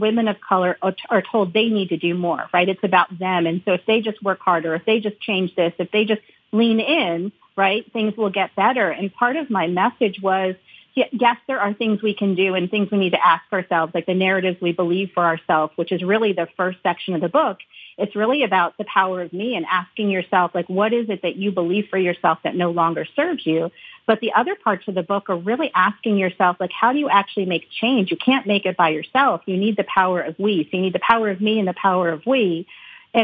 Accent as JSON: {"language": "English", "country": "United States", "tie": "born or raised there", "said": "growing up in the United States, being Indian American."}